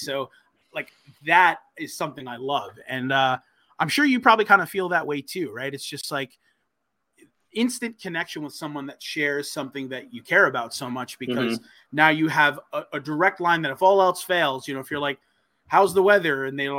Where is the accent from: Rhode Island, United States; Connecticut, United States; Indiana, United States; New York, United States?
New York, United States; like I grew up on Long Island, a huge Islander fan.